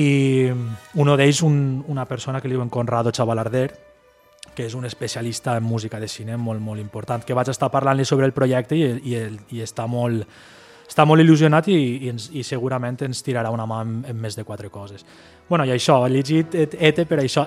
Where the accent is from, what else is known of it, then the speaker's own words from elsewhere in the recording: Ondara, Valencian Community, Spain; now in Beniarbeig, Spain; jo visc en Benyarbeig, visc en Benyarbeig, però jo he fet la meva vida en Ondara